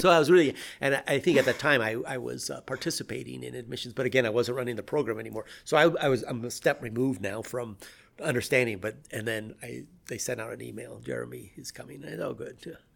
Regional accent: Pacific Northwest, United States; also born or lived in Peru; now in Colorado, United States; I grew up in the Pacific Northwest

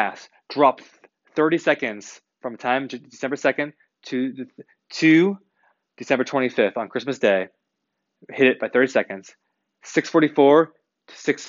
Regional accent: United States; I'm an American

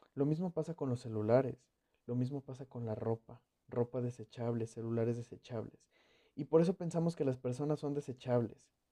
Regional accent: Mexico; yo soy mexicano.

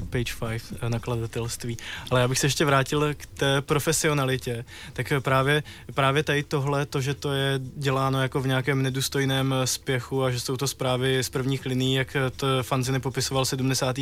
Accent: Třebíč, Vysočina Region, Czechia; v Třebíči v, mě, v mém rodném městě

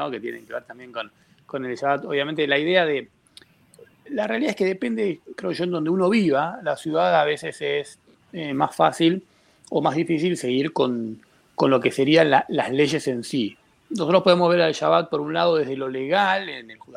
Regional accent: Buenos Aires, Argentina; accent: Argentine; Que soy argentino, se me nota en el hablar.

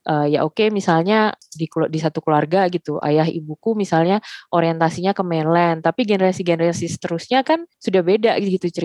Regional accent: Indonesia; born there; tapi Indonesia juga mengakui aku sebagai warga negara mereka karena aku lahir di Indonesia gitu.

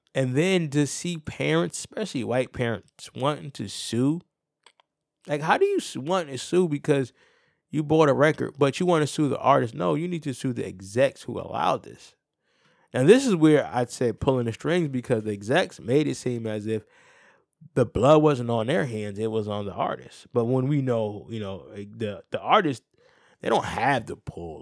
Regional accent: New Haven, Connecticut, United States; I'm from New Haven

